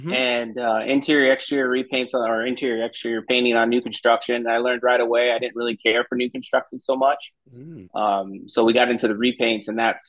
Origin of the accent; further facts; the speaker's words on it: Arizona, United States; born and raised Arizona. My grandparents are immigrants. They're from Chihuahua. So they came back here in the 30s, and the family just pretty much stayed right in that area, northern Arizona, Flagstaff, Sedona.